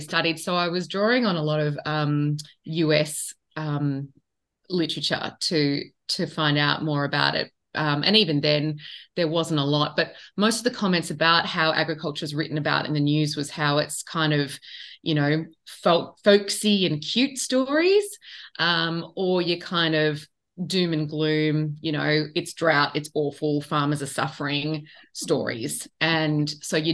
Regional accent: Sydney, New South Wales, Australia; I grew up in Western Sydney and didn't really have much connection to farming

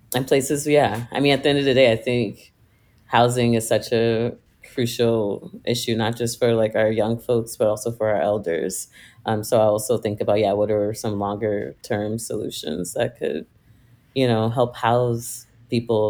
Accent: Virginia, United States; moved away; I am originally from Virginia, like a smaller rural town in Virginia

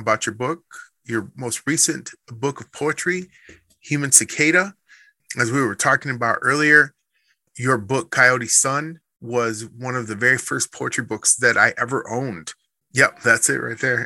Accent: Midwest, United States; now in Prescott, United States; growing up in the Midwest, like I did

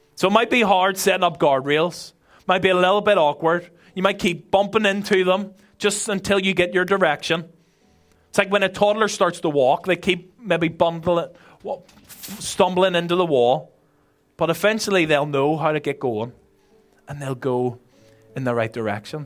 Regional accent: Belfast, Northern Ireland, United Kingdom; moved away as an adult; now in Ireland; I'm originally from Belfast

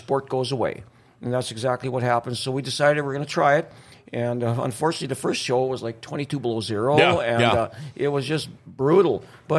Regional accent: East Grand Forks, Minnesota, United States; Born and raised in Grand Forks, North Dakota. Moved to East Grand Forks, I believe it was when I was three, and pretty much didn't get too far away from the water tower, just kind of stuck around.

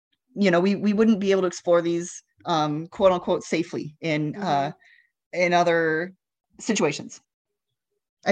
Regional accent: Illinois, United States; now in San Antonio, United States; I'm from Illinois

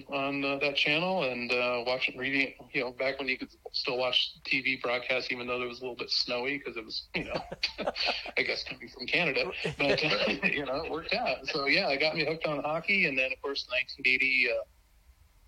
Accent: Montana, United States; now in Colorado, United States; I grew up in Montana. Grew up in Montana

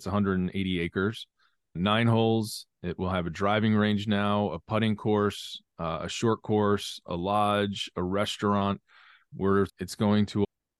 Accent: Philadelphia, Pennsylvania, United States; I grew up caddying outside Philadelphia at a club called Rolling Green.

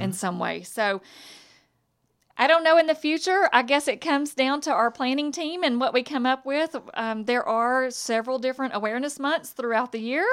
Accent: Hudson, Texas, United States; I'm from Lufkin area, from Hudson

